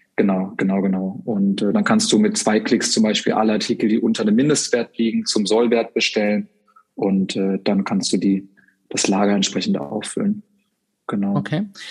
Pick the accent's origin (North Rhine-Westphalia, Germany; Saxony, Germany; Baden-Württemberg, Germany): Baden-Württemberg, Germany; Freiburg im Breisgau; moved away as an adult; now in Hamburg, Germany; bin gebürtig aus Freiburg im Schwarzwald und ähm, wohne aber seit mittlerweile zwölf Jahren in Hamburg